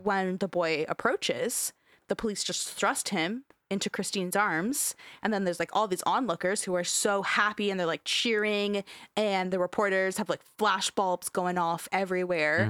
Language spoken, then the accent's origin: English; Canada; we're fucking Canadian